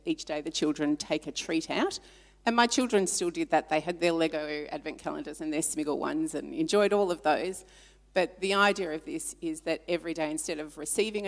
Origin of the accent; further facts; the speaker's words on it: Melbourne, Victoria, Australia; moved away as an adult; also born or lived in Papua New Guinea; now in Ballarat, Australia; I was born in Papua New Guinea on Good Friday, a long time ago, and I was raised, born there, but came back to Australia when I was three. Raised in Melbourne, in a wonderful Christian home